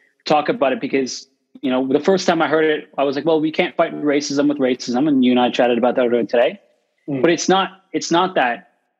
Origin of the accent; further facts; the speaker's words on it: Canada; growing up in Canada